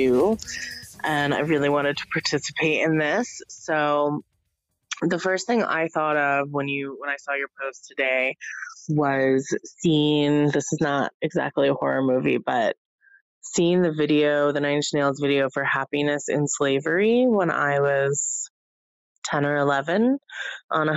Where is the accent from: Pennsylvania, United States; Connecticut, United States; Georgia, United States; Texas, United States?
Texas, United States; growing up in Texas